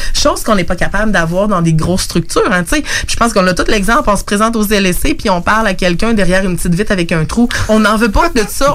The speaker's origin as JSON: {"language": "French", "town": "Lévis", "region": "Quebec", "country": "Canada", "tie": "born or raised there", "said": "je suis native de Lévis"}